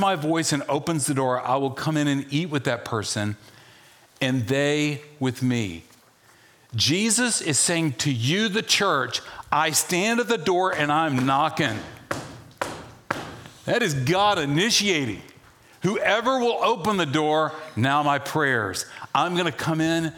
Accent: the South, United States; moved away; also born or lived in Charlottesville, Virginia; I grew up in the South

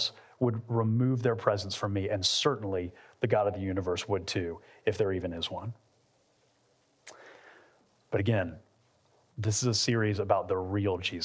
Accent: Atlanta, Georgia, United States; moved away as an adult; also born or lived in Lakeland, Florida; we're from Atlanta, but we spent the last 11 years in Central Florida and Lakeland

